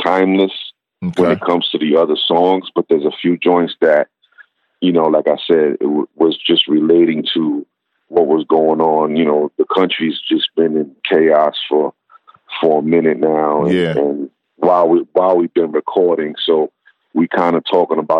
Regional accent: New York City, New York, United States; Growing up in Brooklyn, it's just like everything was crew based

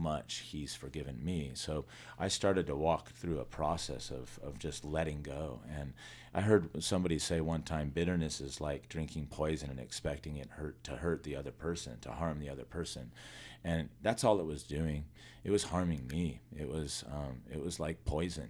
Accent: Los Angeles County, California, United States; also born or lived in Simi Valley, California / San Fernando Valley, California; We lived in mostly L.A. County all my life

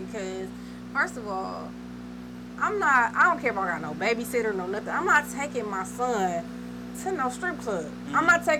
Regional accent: Wisconsin, United States; I'm not from Michigan. I'm from Wisconsin.

